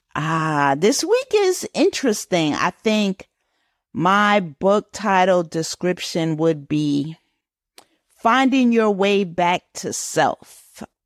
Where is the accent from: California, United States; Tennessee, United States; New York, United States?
New York, United States; Growing up in New York, we used to sing the Black National anthem at the start of every assembly